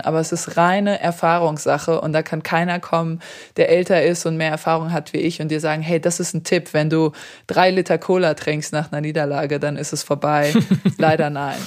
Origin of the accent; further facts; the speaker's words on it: Darmstadt, Hesse, Germany; German is a second language; also born or lived in Serbia; Also Deutschland war schon immer meine Heimat.